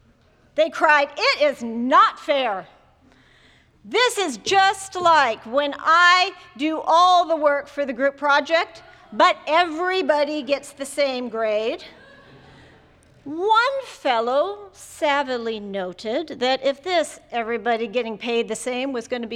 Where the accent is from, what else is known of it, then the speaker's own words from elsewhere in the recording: Jamestown, North Dakota, United States; When I was a child growing up in Jamestown, North Dakota